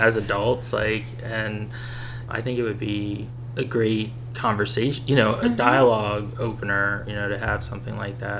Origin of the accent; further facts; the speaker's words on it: Bethlehem, Pennsylvania, United States; I grew up in Bethlehem